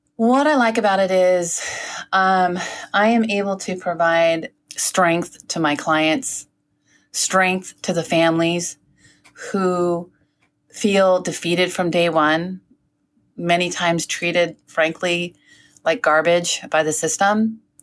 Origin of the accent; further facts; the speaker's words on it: South San Francisco, California, United States; originally, I'm from South San Francisco. We called it South City